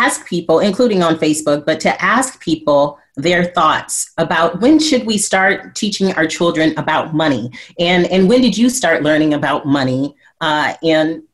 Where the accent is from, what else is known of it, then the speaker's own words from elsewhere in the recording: Flint, Michigan, United States; I grew up in Flint, Michigan, and we had a program in our school, in our elementary school